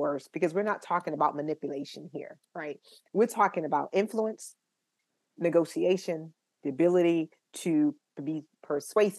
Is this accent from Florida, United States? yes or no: yes; Tampa, Florida, United States; I'm from Tampa, Florida